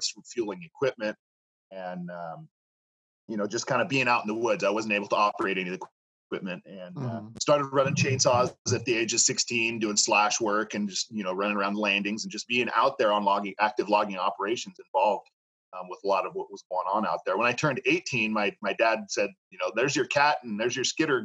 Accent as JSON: {"language": "English", "town": "Los Molinos", "region": "California", "country": "United States", "tie": "born or raised there", "said": "Spent most of my childhood growing up in Los Molinos, which is right between Chico and Red Bluff."}